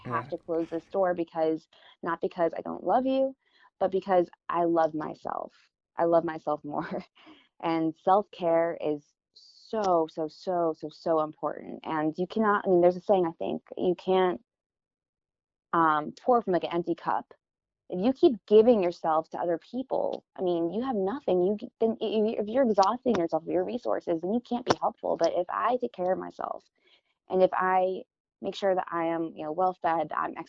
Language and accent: English; Florida, United States; now in California, United States; I'm from Florida too, where it's super flat. We don't really have seasons.